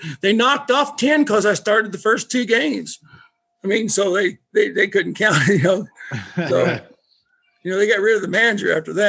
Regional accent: Southeast Missouri, United States; now in North Dakota, United States; I ain't Canadian. I'm a redneck out of Southeast Missouri. I mean, I grew up down where barbecue was, right out of Memphis, Tennessee.

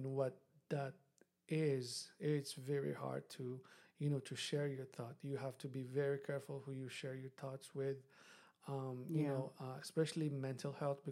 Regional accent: Morocco; moved away; I'm from Morocco, and Morocco is a developing country

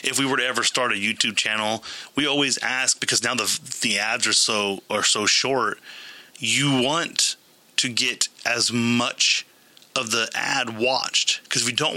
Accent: Modesto, California, United States; we're from Modesto or the area

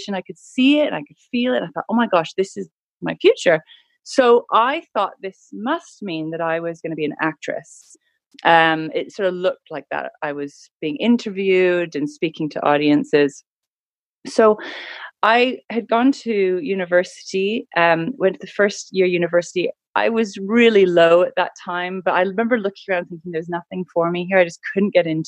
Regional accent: Canada; So I grew up in Canada in a really beautiful part of the world

